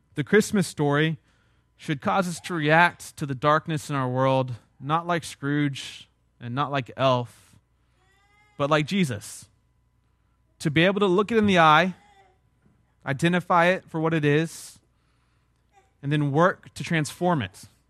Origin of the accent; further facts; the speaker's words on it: South Texas, United States; I'm from South Texas